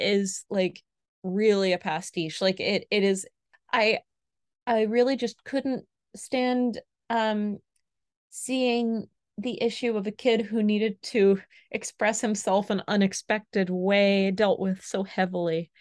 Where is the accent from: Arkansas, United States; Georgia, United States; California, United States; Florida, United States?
Florida, United States; now in France; she's also from Florida, and we're both from